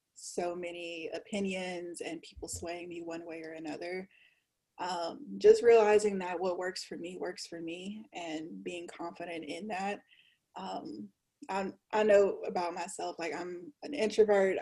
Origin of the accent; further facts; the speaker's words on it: Louisiana, United States; I'm from Louisiana, a small town in Louisiana